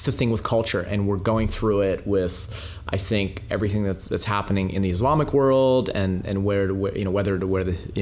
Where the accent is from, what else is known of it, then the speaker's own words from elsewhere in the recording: Canada; also born or lived in Soviet Union; I was born in the Soviet Union, and you know, to a Jewish family. And when we got to Canada, I was like two and a half years old